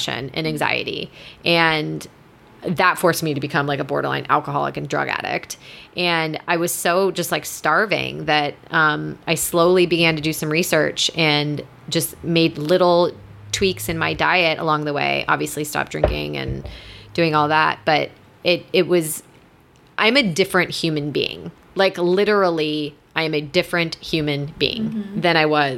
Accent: Midwest, United States; Obviously I'm from the Midwest. I grew up on box macaroni and cheese

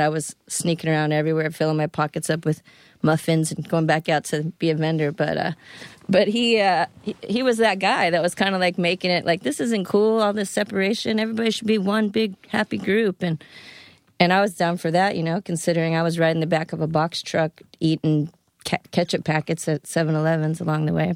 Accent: Florida, United States; also born or lived in Fairfax, Virginia; I grew up in Florida.

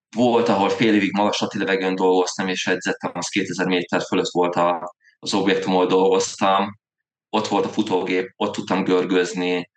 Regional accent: Veszprém, Veszprém County, Hungary; also born or lived in Zirc; én effektív Veszprémi vagyok, uh-huh. a, ott uh, Zircen születem Veszprémi srác vagyok

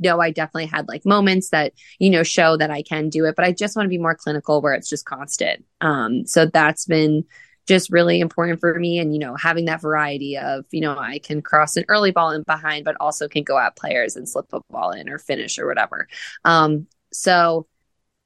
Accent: New Jersey, United States; moved away as an adult; also born or lived in Indiana; now in Louisville, United States; growing up in New Jersey and like going off to school at Butler in Indiana

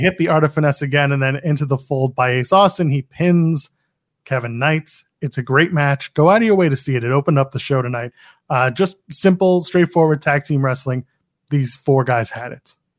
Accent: Canada; I'm a Canadian, but I'm not that Canadian

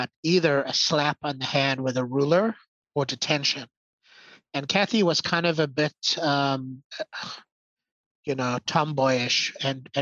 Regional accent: South Africa; I was born in South Africa. And so Saffir is an identity for me.

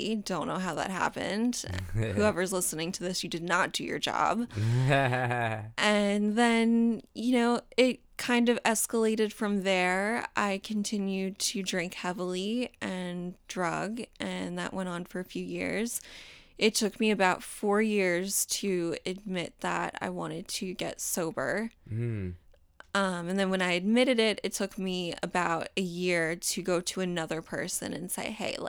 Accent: Daytona Beach, Florida, United States; accent: southern; also born or lived in New York; I guess I can tell you that I was born in New York, but I grew up in Florida. So I actually used to have a very, very southern accent that I'm so happy I lost.

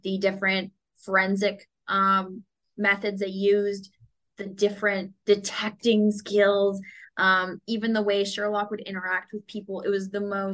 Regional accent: Seattle, Washington, United States; now in Los Angeles, United States; I grew up in Seattle

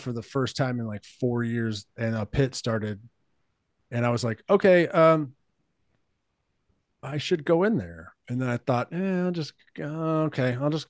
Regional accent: Katy, Texas, United States; I'm from Katy, Texas. And when I was growing up, there was like nothing out there. Like it was a small town. Nobody was around. Like it took 30 minutes to get to Houston. It was just a beautiful place.

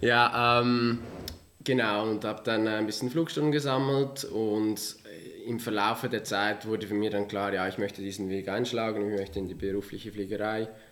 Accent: Villmergen, Aargau, Switzerland; ich komme ursprünglich aus dem Kanton Aargau in einem kleinen äh, Dorf namens Vilmergen aufgewachsen

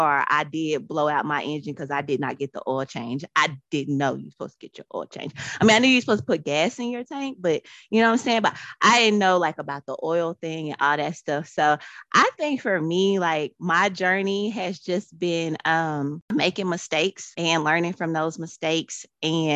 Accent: Longview, Texas, United States; I'm from Longview as well.

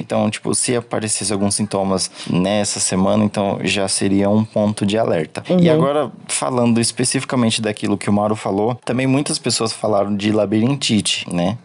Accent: São Paulo, Brazil; eu sou de São Paulo

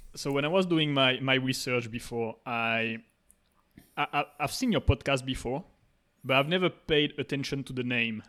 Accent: south of France, France; moved away; I grew up in France, in the south

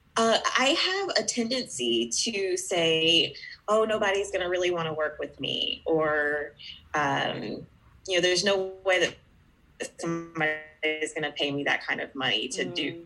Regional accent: Georgia, United States; I am from Georgia, uh, you know, the peach state in the United States

